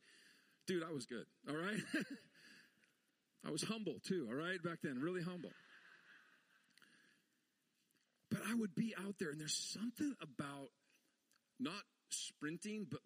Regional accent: Montana, United States; I'm from Montana, streets covered with snow, like probably 10 degrees to 20 degrees below zero in that time frame

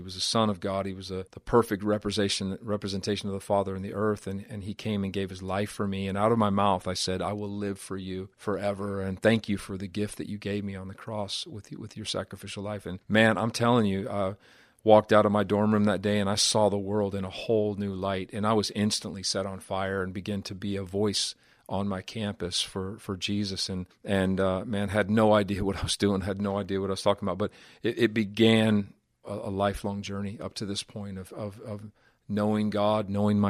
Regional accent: Butte, Montana, United States; being raised in the city that I was raised in Butte, Montana

